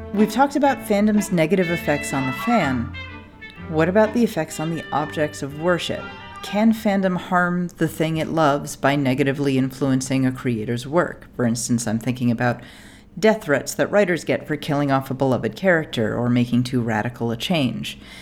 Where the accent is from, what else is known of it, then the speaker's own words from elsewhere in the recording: United States; I'm an American